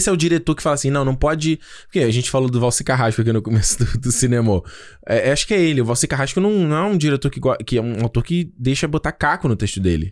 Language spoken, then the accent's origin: Portuguese; Brazil; first language Portuguese; A gente, o, o, o brasileiro é a nossa língua. Né? O português é a nossa língua